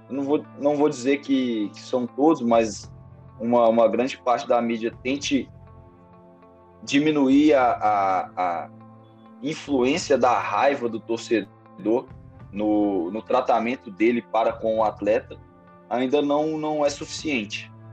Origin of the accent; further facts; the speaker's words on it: Belo Horizonte, Minas Gerais, Brazil; now in Ribeirão Preto, Brazil; Sou Belo Horizontino, é, nascido e criado em Belo Horizonte, Minas Gerais